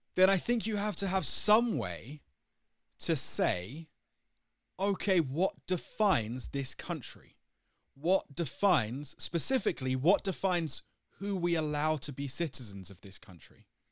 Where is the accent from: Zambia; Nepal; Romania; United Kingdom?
United Kingdom; moved away as an adult; now in Denmark; I'm British. I've lived in Denmark for a while